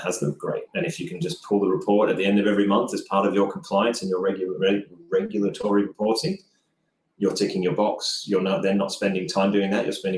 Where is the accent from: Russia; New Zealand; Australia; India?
Australia; I'm Australian